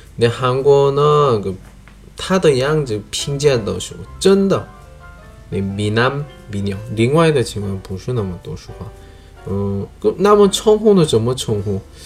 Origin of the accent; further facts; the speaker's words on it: South Korea; Chinese is a second language; moved away as an adult; now in China; 我是来自韩国外教